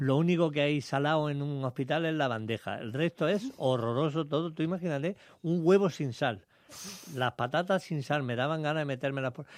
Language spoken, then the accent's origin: Spanish; Jaén, Andalusia, Spain; aquí en España, en Jaén, en mi tierra